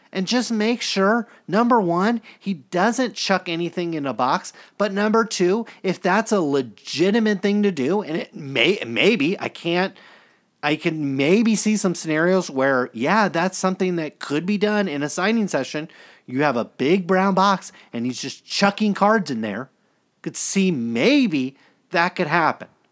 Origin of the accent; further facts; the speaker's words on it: Stockton, California, United States; I grew up in Stockton, California